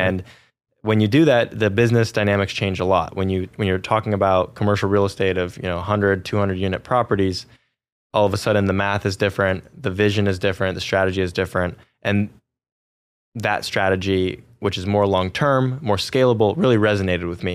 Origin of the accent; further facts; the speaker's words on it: Silicon Valley, California, United States; I grew up in Silicon Valley, California